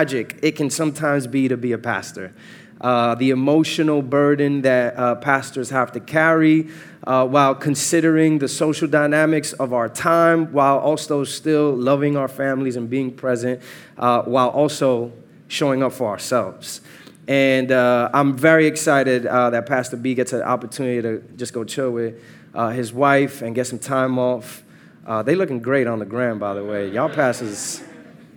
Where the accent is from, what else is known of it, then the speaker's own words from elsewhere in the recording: New York City, New York, United States; moved away as an adult; now in Atlanta, United States; I am Born and raised in New York, Uptown Dykeman particularly